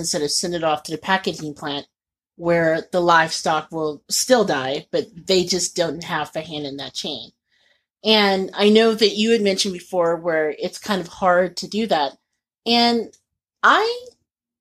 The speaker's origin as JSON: {"language": "English", "region": "Indiana", "country": "United States", "tie": "born or raised there", "said": "I grew up in Indiana"}